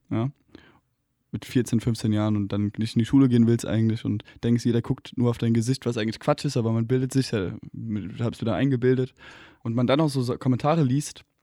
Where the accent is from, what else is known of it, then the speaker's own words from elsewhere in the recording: Hesse, Germany; now in Berlin, Germany; Bei uns in Hessen sagt man wie ich.